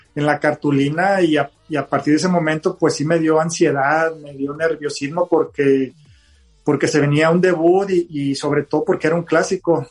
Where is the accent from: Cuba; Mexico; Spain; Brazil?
Mexico; Monterrey, Nuevo León; ser regiomontano y canterano